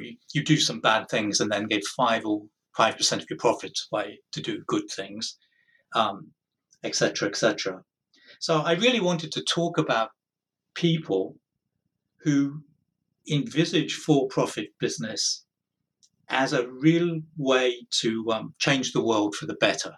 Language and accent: English; United Kingdom; moved away as an adult; now in United States; born in Britain, moved to the United States 22 years ago, quite a long time.